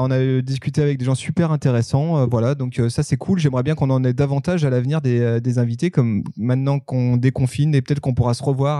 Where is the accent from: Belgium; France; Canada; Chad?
France; Savoy, Auvergne-Rhône-Alpes; je suis savoyard